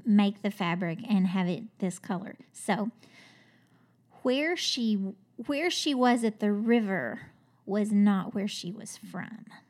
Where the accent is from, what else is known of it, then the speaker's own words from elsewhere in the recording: Kentucky, United States; I'm from Kentucky